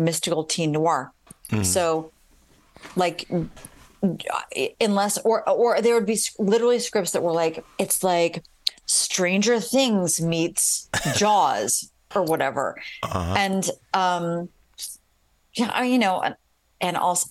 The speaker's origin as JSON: {"language": "English", "town": "Columbus", "region": "Ohio", "country": "United States", "tie": "born or raised there", "moved": "as an adult", "lives_now": "Chicago, United States", "said": "I grew up in Columbus, Ohio."}